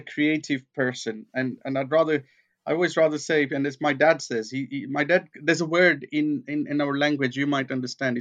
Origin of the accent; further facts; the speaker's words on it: Kenya; moved away; I grew up in Kenya